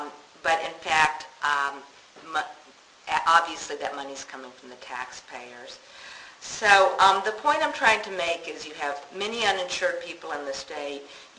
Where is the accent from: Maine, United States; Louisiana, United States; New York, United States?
Louisiana, United States; Shreveport; accent: southern; I am from Shreveport, Louisiana, and as I hang around here longer, my southern accent's all going to come back to me.